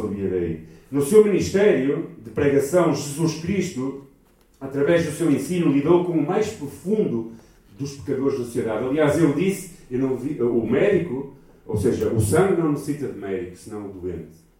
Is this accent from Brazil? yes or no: no; Portugal; Nós somos portugueses e os portugueses são muito pessimistas